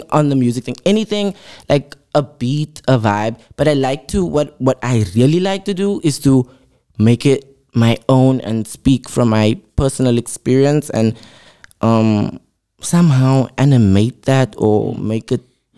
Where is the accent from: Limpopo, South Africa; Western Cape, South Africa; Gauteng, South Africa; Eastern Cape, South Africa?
Western Cape, South Africa; Cape Town; I am from Mitchell's Plain